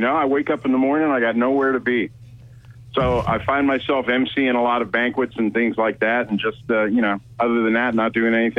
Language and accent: English; Virginia, United States; You know, I'm from Virginia. And I would always say that, you know, well, I'm from Virginia.